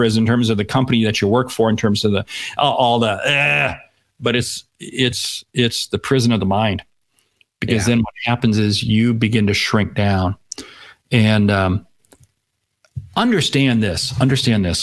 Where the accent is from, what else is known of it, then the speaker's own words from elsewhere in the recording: Seattle, Washington, United States; I grew up in Seattle